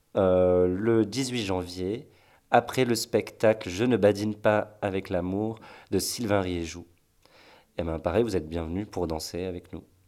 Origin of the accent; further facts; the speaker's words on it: Marseille, Provence-Alpes-Côte d'Azur, France; moved away as an adult; now in Nantes, France; je suis de Marseille au départ